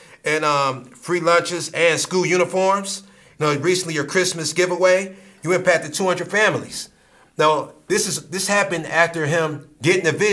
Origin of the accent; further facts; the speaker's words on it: Akron, Ohio, United States; we're from Akron